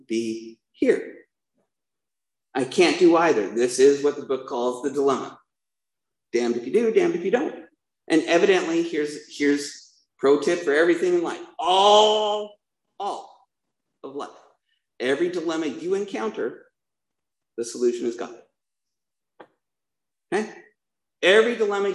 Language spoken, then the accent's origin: English; Provo, Utah, United States; I was born in Provo, Utah